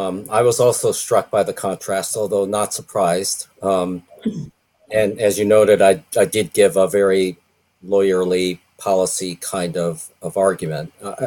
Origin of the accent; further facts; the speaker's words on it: Rio Grande Valley, Texas, United States; now in Washington, United States; I've lived and worked mainly in Washington, although I grew up here in the Rio Grande Valley, like Sister Norma.